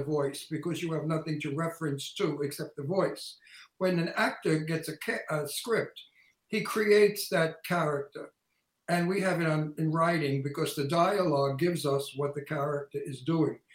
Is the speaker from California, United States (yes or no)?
no; New York City, New York, United States; accent: Brooklyn; my antique Brooklyn accent